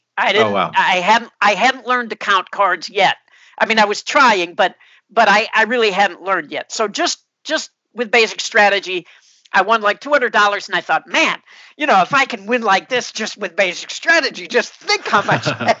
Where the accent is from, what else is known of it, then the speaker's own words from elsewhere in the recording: outside Chicago, Illinois, United States; I grew up outside Chicago, and I went to college in Chicago.